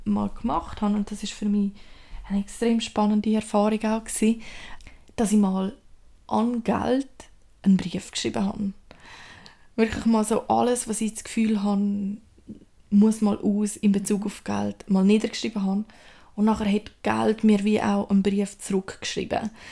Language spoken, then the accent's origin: German; Switzerland; bei uns in der Schweiz